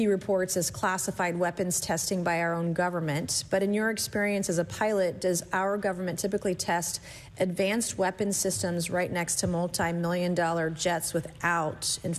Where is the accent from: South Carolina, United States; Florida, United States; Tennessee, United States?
South Carolina, United States; Earlier this year, a Chinese spy balloon was shot down off the coast of my home state of South Carolina.